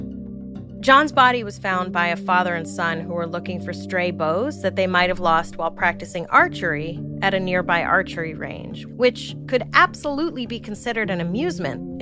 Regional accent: New York City, New York, United States; I'm from Brooklyn

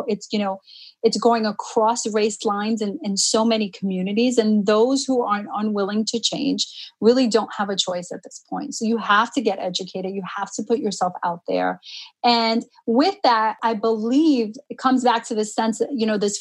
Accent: New York City, New York, United States; first language Spanish; English is a second language; also born or lived in Jamaica, Queens; now in Long Island, United States; I grew up in Harlem.

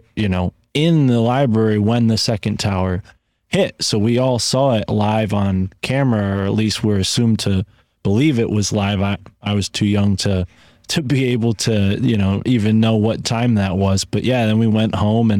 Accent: Connecticut, United States; I grew up in Connecticut

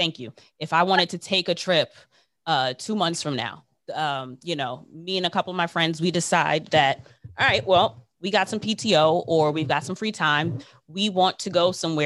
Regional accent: United States; accent: American; I'm American

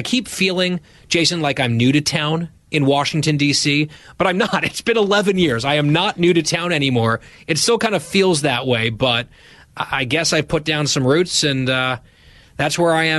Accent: Dhahran, Eastern Province, Saudi Arabia; born there; I was born March 1985. I was born in Saudi Arabia, in Dahran, Saudi Arabia. My dad was working over there.

